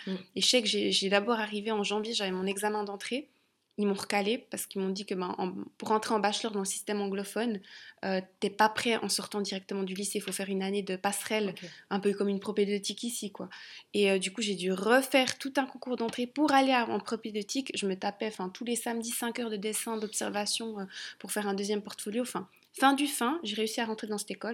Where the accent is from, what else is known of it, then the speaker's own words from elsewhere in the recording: Switzerland; also born or lived in London; j'étais partie de Suisse